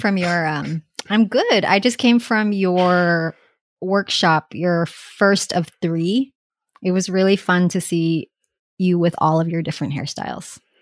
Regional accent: Hawaii, United States; moved away; I grew up in Hawaii

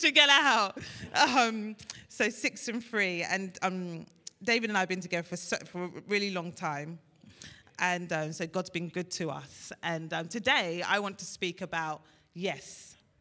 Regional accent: Nigeria; I'm Nigerian, Ashobi, we wear thick clothes.

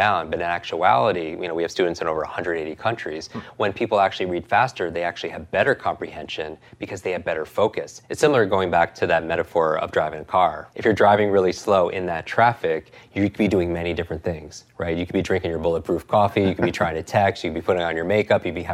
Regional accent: New York, United States; I'm from New York

